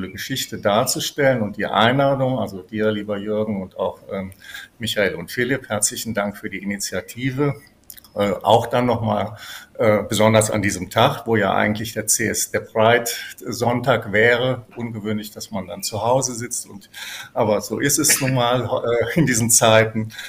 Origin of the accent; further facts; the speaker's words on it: Cologne, North Rhine-Westphalia, Germany; born there; Ich bin tatsächlich in Köln geboren, bin das wissen vielleicht einige, ergibt sich ja auch aus meinem Namen … der Theologin, die damals hier in Köln mit dem politischen Nachtgebet sehr bekannt geworden ist.